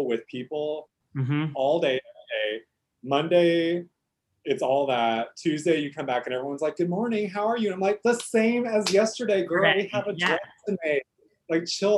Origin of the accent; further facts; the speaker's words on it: Houston, Texas, United States; accent: Southern; also born or lived in New York City / Savannah; now in Austin, United States; I grew up in Houston, Texas. H-town